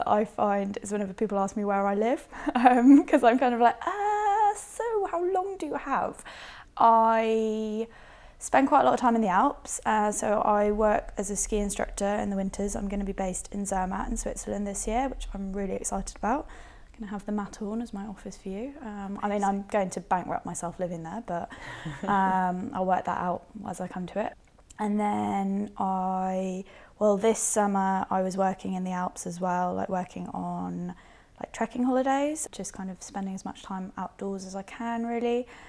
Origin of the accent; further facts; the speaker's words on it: Northern Ireland, United Kingdom; So I was born in Northern Ireland and brought up in Northern Ireland. Not that it sounds like it from my accent. I'm sure people will listen and be like, no, you weren't, but genuinely was.